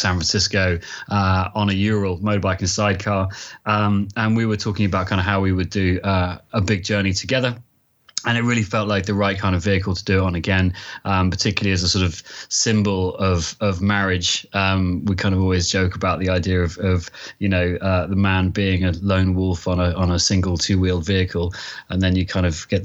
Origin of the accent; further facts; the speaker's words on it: London, United Kingdom; I'm from London, and I work in advertising